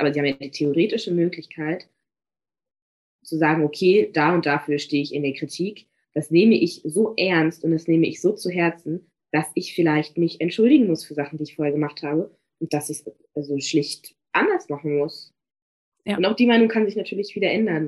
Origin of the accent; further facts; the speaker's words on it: Magdeburg, Saxony-Anhalt, Germany; moved away as an adult; also born or lived in Bremen / Paris; ich komme eigentlich auch gar nicht aus Bremen. Das heißt, ich komme mhm. aus Magdeburg.